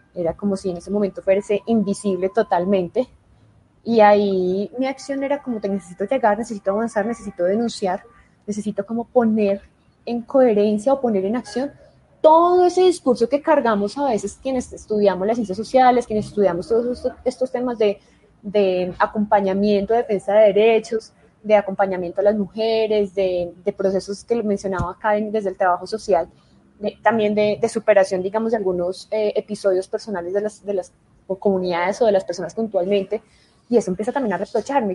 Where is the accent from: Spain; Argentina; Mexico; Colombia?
Colombia; en mi país, en Colombia